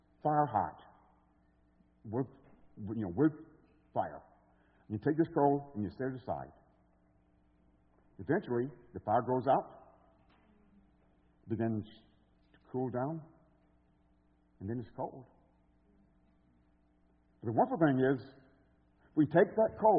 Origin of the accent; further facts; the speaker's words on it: Alabama, United States; moved away as an adult; now in Chicago, United States; I was coming from Alabama with a super strong accent